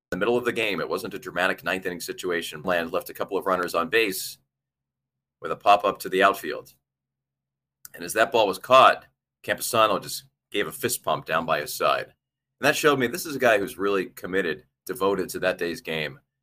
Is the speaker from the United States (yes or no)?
yes; East Coast, United States; I grew up on the East Coast